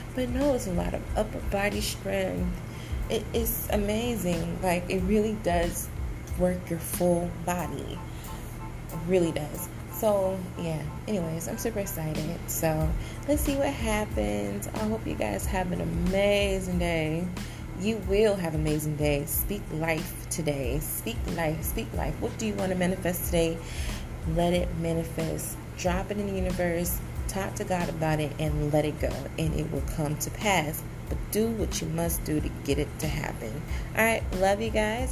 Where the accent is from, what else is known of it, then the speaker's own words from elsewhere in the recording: Decatur, Georgia, United States; moved away as an adult; also born or lived in San Diego, California; now in Florida, United States; I am originally from Georgia, Atlanta, Georgia, Decatur, Georgia